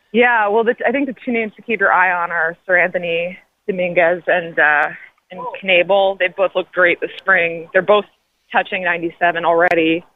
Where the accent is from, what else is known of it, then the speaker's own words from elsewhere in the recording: New York, United States; moved away; I'm from New York originally, and my dad was a long time sports writer at the New York Daily News